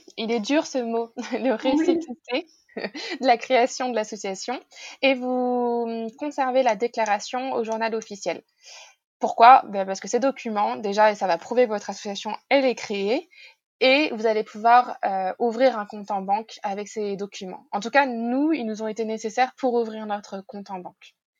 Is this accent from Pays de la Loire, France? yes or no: no; Normandy, France; moved away; also born or lived in Paris; dans le village de mes parents, là où j'ai grandi